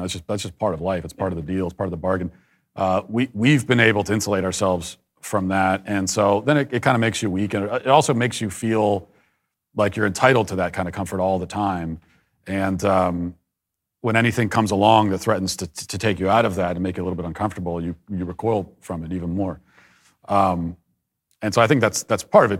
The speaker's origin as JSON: {"language": "English", "town": "Baltimore", "region": "Maryland", "country": "United States", "tie": "born or raised there", "said": "I was born in the Baltimore area, Maryland, and, uh, raised in a very conservative Catholic family."}